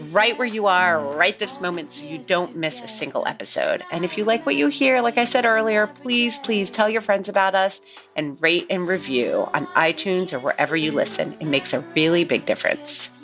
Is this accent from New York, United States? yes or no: yes; New York, United States; we come from New York